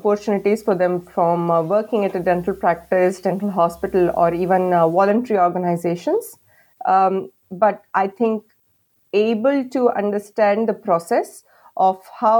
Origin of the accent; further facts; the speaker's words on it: India; moved away as an adult; because I think at that time I just came in from India. My accent was quite strong.